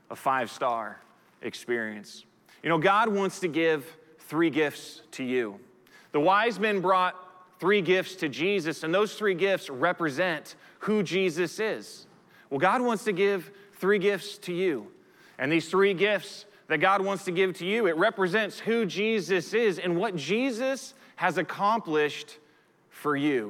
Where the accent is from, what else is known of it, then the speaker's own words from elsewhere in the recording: United States; I'm a citizen of the United States of America simply because I was born in the United States of America